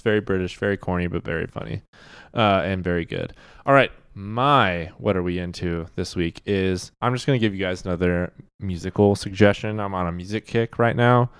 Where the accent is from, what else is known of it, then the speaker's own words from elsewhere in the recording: Wichita, Kansas, United States; moved away as an adult; also born or lived in Missouri; now in Kansas City, Missouri, United States; We're both Kansans originally.